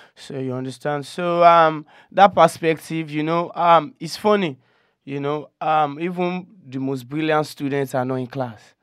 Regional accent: Okokomaiko, Lagos, Nigeria; I'm from Okoko, Nigeria.

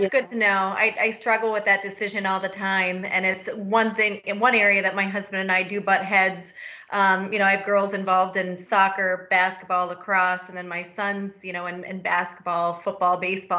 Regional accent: Butler, Pennsylvania, United States; I grew up in Butler, just north of Pittsburgh

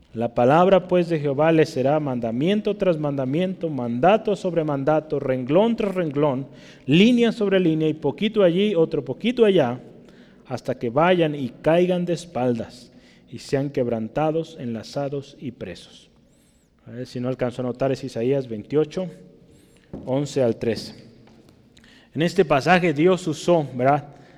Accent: Mexico; como somos los mexicanos

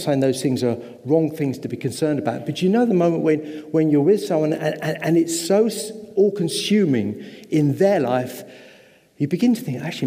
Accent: England, United Kingdom; I am English

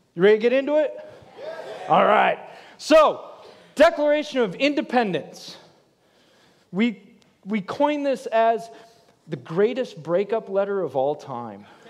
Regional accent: Michigan, United States; now in Florida, United States; I'm from Michigan

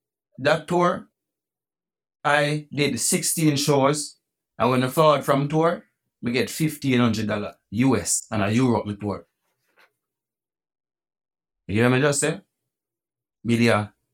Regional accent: New York, United States; born there; I was born in New York. That's why I live in New York now.

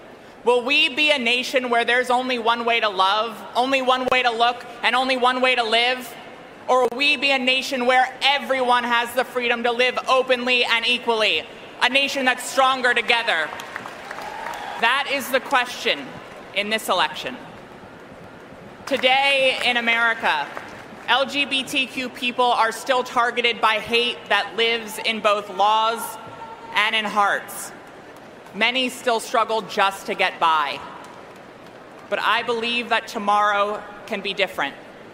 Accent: Delaware, United States; my home state of Delaware

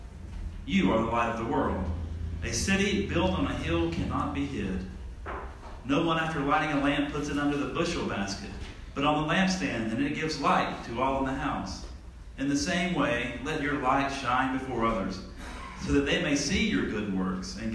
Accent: Tallahassee, Florida, United States; I'm from Tallahassee, Florida

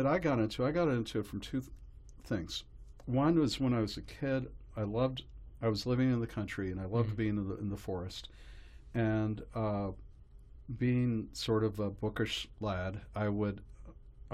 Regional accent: Carbondale, Illinois, United States; now in New York, United States; I grew up in a small town in Illinois, Carbondale

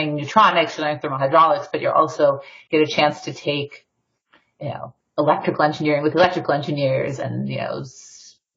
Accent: Detroit, Michigan, United States; I'm originally from Detroit, Michigan

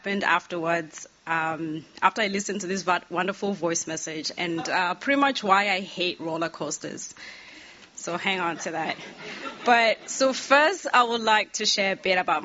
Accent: Eswatini; moved away as an adult; now in United States; I'm also originally from Swaziland, and I came to the U.S. for college

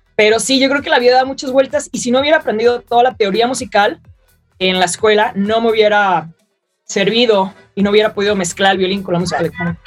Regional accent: Mexico; siendo la primera mexicana en hacer eso

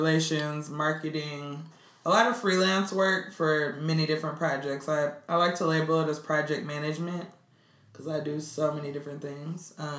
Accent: Minneapolis, Minnesota, United States; also born or lived in Atlanta; now in Brooklyn, United States; I'm originally from Minneapolis, Minnesota.

